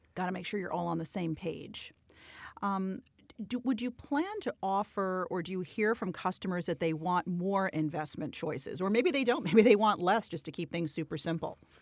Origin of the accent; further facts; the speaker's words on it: New York City, New York, United States; I, too, am born and bred in New York.